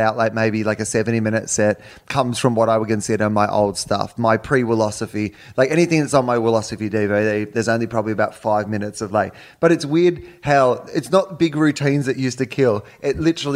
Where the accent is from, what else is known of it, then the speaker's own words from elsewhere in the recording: Australia; I'm from Australia